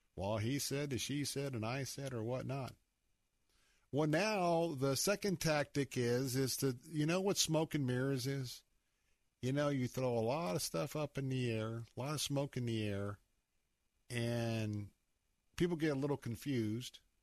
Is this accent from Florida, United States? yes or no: yes; Tampa, Florida, United States; I grew up in West Tampa.